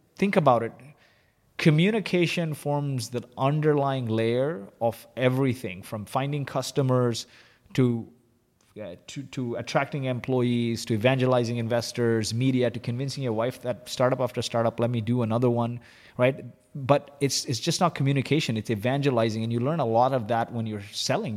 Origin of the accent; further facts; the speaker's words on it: Kuwait; moved away; also born or lived in Dubai / San Francisco / Vancouver; I was born in Kuwait